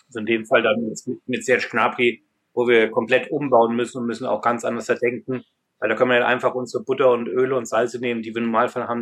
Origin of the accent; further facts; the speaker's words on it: Germany; now in London, United Kingdom; als Deutscher